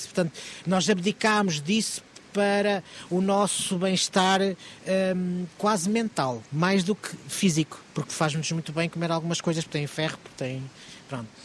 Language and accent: Portuguese; Lisbon, Portugal; sou Lisboeta